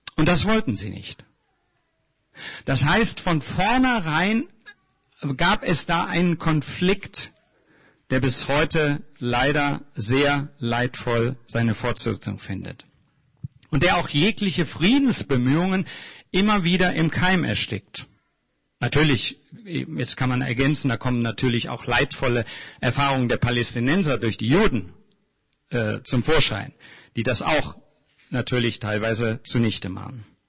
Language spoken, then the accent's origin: German; Germany